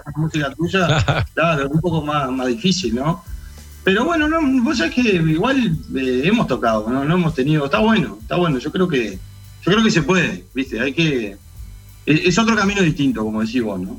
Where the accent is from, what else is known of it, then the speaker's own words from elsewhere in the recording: Dolores, Soriano, Uruguay; la banda somos todos de Dolores.